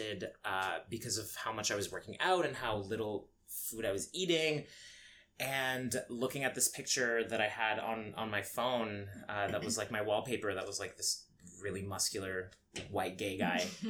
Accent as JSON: {"language": "English", "town": "London", "region": "Ontario", "country": "Canada", "tie": "born or raised there", "also_born_or_lived": "Egypt", "lives_now": "Toronto, Canada", "said": "I grew up in London, Ontario, which is very small"}